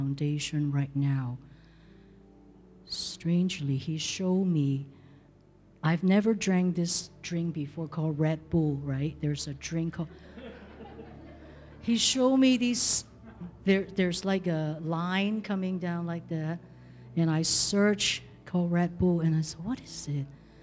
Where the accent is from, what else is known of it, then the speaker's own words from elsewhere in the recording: Hong Kong; now in San Jose, United States; I came from Hong Kong